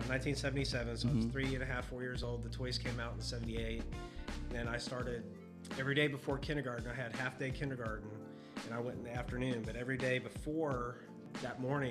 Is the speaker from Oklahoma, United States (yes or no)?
yes; Ponca City, Oklahoma, United States; moved away as an adult; now in Texas, United States; I was born and raised in Ponca City, Oklahoma, and it's up north, northern Oklahoma